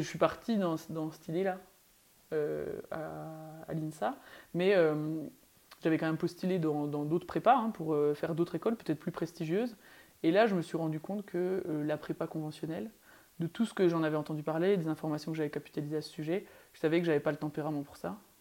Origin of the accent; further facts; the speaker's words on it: Belfort, Bourgogne-Franche-Comté, France; moved away; j'ai grandi à Belfort